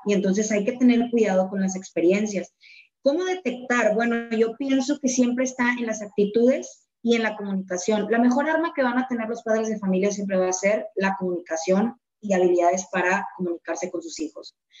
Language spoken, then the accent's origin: Spanish; Monterrey, Nuevo León, Mexico; Nosotros en Monterrey, al menos, hablo de, de aquí, de, de, mi ranchito, de donde soy y donde tú también eres